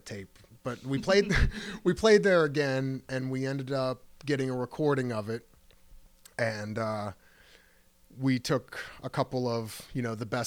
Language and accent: English; Akron, Ohio, United States; I'm from Akron